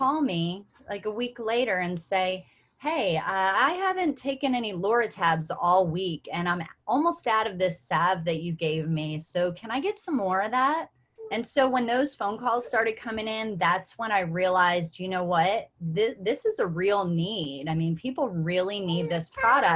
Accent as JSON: {"language": "English", "region": "Kentucky", "country": "United States", "said": "I'm from Kentucky."}